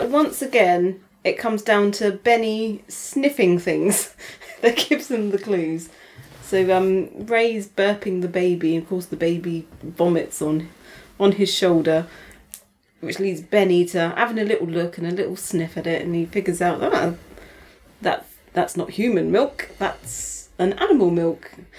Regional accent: Canada; As a Canadian.

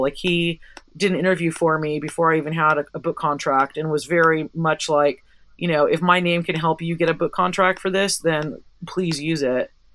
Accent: Santa Cruz, California, United States; my hometown of Santa Cruz, California

